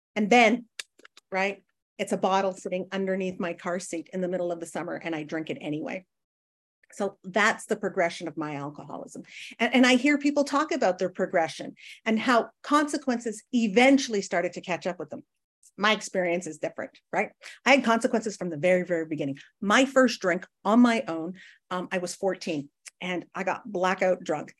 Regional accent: Northern Canada, Canada; I grew up in Northern Canada where it, like, gets to minus forty

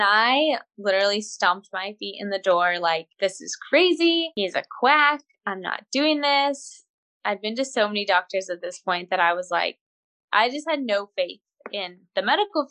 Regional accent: Wyoming, United States; moved away as an adult; also born or lived in Panhandle of Oklahoma; now in Oklahoma, United States; I grew up in Wyoming

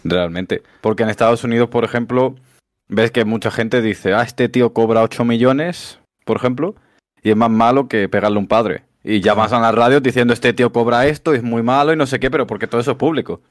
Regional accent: Spain; como buen español

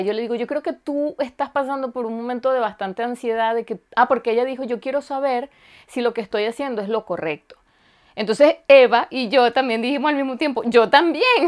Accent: Venezuela; also born or lived in Germany; now in Finland; yo soy venezolana

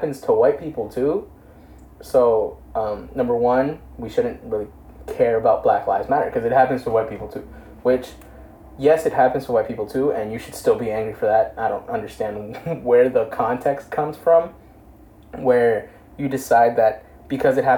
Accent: Elizabeth, New Jersey, United States; we're from Elizabeth, if you don't know. Elizabeth, New Jersey

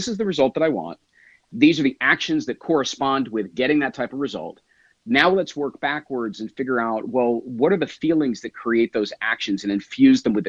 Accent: New Jersey, United States; I am from New Jersey

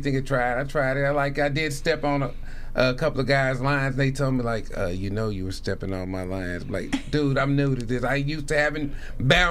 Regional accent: Indianapolis, Indiana, United States; I'm from Indianapolis

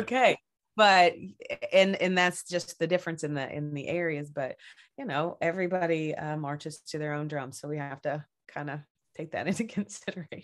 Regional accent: Kentucky, United States; also born or lived in Seattle area; now in Seattle, United States; originally I am from Kentucky, and uh, I I grew up on a little middle of nowhere place

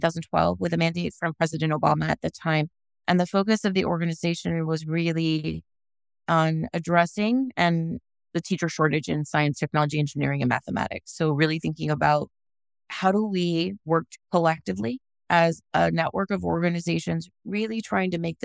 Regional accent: Los Angeles, California, United States; I was raised or born in Los Angeles and raised kind of by two phenomenal parents.

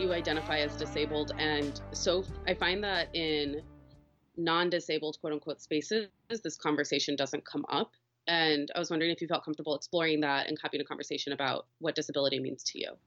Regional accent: Missouri, United States; also born or lived in Michigan; I'm from Missouri currently live here, but uh, am going to school in Michigan

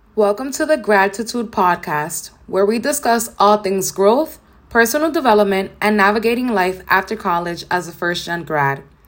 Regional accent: New York City, New York, United States; I grew up in Nature Projects in downtown Brooklyn with my mom

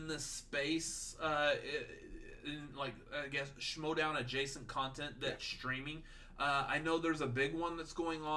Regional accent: Texas, United States; we're from Texas

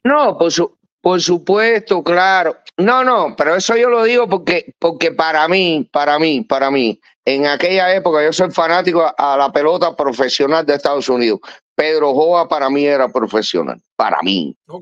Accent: Pinar del Río, Cuba; moved away; Yo soy pinareño

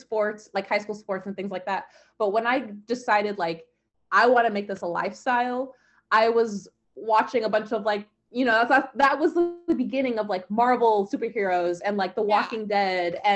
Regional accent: Portland, Oregon, United States; also born or lived in California; I'm from Portland, Oregon.

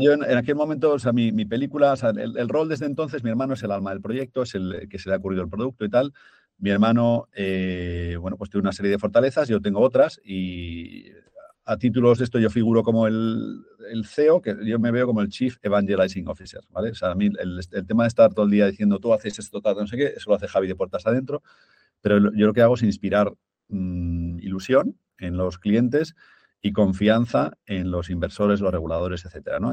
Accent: Zaragoza, Aragon, Spain; moved away; also born or lived in London; somos de Zaragoza, mi familia pues, es de un pueblo de Zaragoza

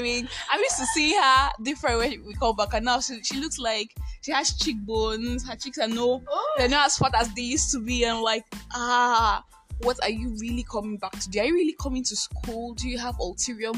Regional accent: Nigeria; I am that Nigerian Christian

